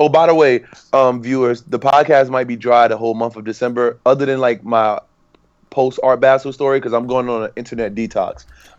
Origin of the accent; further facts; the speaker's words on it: New York, United States; moved away; I'm from New York. I moved to a different land where people from New York got no respect.